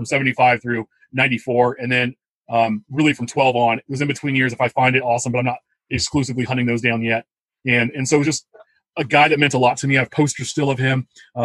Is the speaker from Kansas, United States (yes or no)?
yes; Wichita, Kansas, United States; A kid growing up in Wichita, Kansas in the early 80s